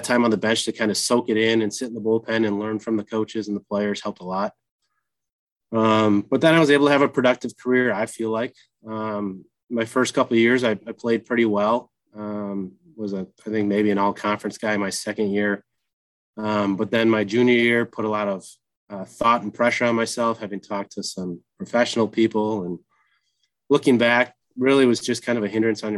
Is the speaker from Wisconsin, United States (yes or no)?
yes; Lebanon, Wisconsin, United States; I hail from Lebanon, Wisconsin, small town outside of Watertown, and attended Watertown High School.